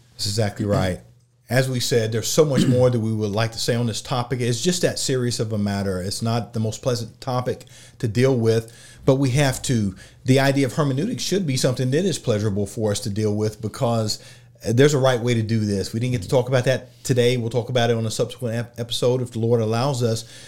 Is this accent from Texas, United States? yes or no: no; Oklahoma, United States; I'm from Oklahoma.